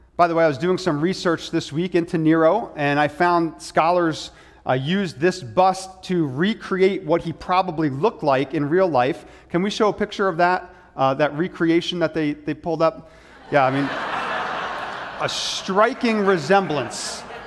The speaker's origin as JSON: {"language": "English", "country": "United States"}